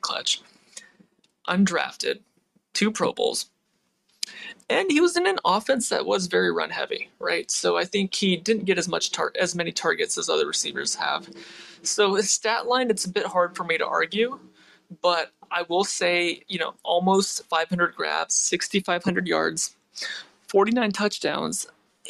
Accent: Seattle, Washington, United States; we grew up in the Seattle area

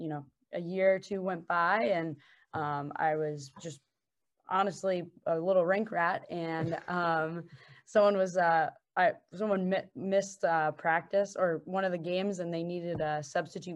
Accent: California, United States; growing up, I am from California

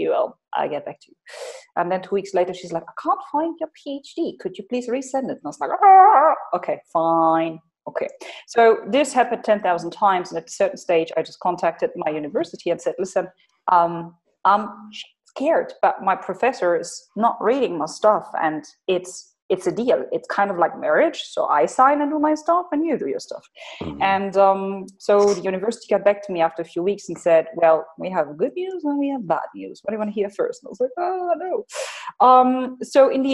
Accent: Hanover, Lower Saxony, Germany; moved away as an adult; now in United Arab Emirates; I am originally from Germany, from Hanover

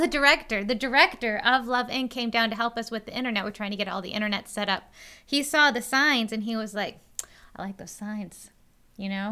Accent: Western New York, United States; I grew up out here in Western New York

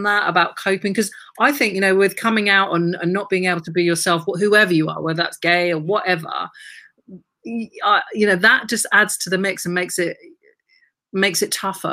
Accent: Brighton, South East England, United Kingdom; I'm from Brighton.

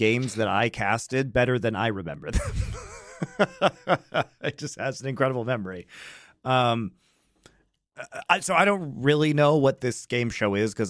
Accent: Colorado, United States; I'm not actually from Denver. I'm from north of like an hour north, 60 miles north of Denver.

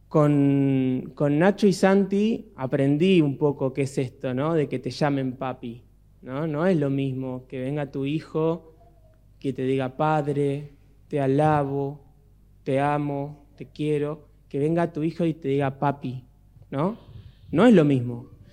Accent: Miramar, Buenos Aires Province, Argentina; cuando éramos chicos en casa en Miramar

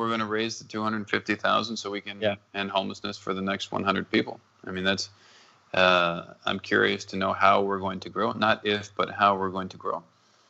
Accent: Minnesota, United States; born there; also born or lived in North Dakota / Texas / New Mexico / Arizona; I was born in Minnesota, then was in North Dakota, and then back to Minnesota because my mother wanted to have my brother in the same hospital.

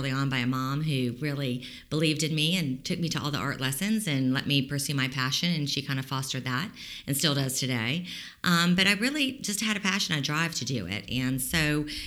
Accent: Miami, Florida, United States; moved away as an adult; now in Tallahassee, United States; I'm not from Tallahassee, even though I've lived here the majority of my life, over 35 years. I'm from Miami originally

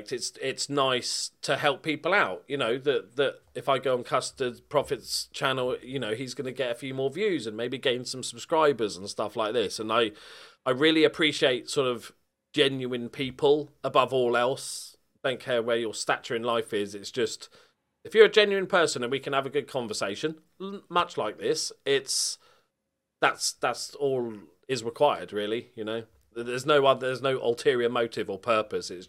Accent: Bournemouth, South West England, United Kingdom; I'm from like, Bournemouth, so yeah, I'm about as far away in England as you can get from Liverpool.

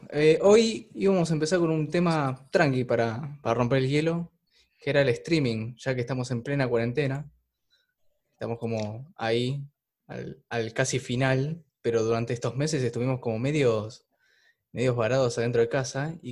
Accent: Uruguay; Somos uruguayos

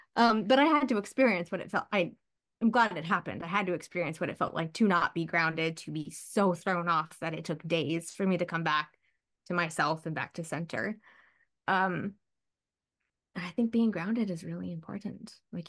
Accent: Midwest, United States; I grew up in the Midwest. Every house had lightning rods on the roof because we had thunderstorms all the time and had old farmhouses

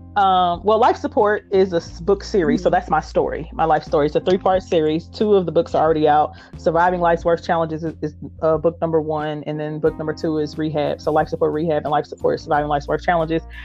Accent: Indianapolis, Indiana, United States; I am from Indianapolis, Indiana, and I still reside here.

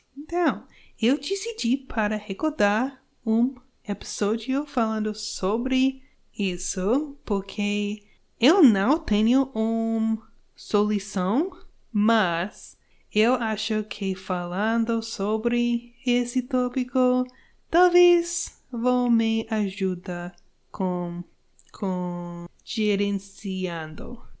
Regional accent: United States; Portuguese is a second language; eu sou uma gringa eu sou americana

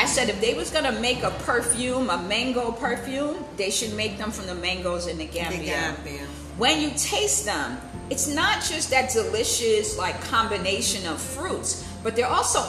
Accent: United States; as an American, my dad is from Barbados. That's where his family's from. My mom's family is from South Carolina.

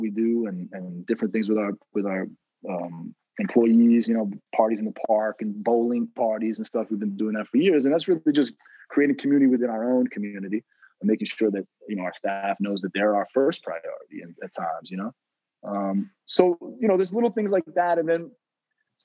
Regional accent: New York City, New York, United States; And I'm from New York City originally. I'm from Manhattan.

